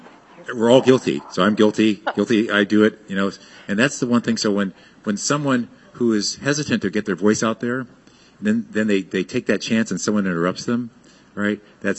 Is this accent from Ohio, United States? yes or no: no; Fort Sill, Oklahoma, United States; born there; And so I was born in Fort Sill, Oklahoma.